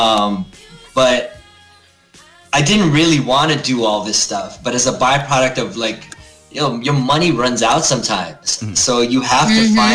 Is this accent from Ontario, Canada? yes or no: yes; Toronto, Ontario, Canada; moved away; also born or lived in New York City; I was born here, born and raised in Toronto, but very, very Filipino